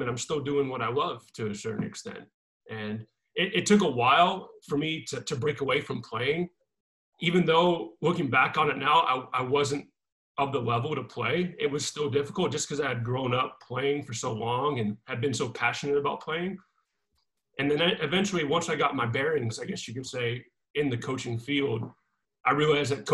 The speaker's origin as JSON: {"language": "English", "town": "Seneca", "region": "South Carolina", "country": "United States", "tie": "born or raised there", "moved": "as an adult", "lives_now": "New Mexico, United States", "said": "I grew up in Seneca, which is a small town just right next to Clemson University"}